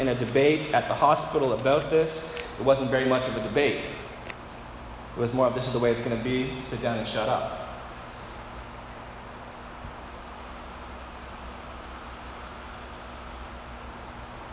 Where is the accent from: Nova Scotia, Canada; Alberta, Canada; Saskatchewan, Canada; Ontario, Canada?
Ontario, Canada; Dresden; I grew up in Dresden, Ontario, which many people confuse with Dryden. I've never been to Dryden, but I grew up in Dresden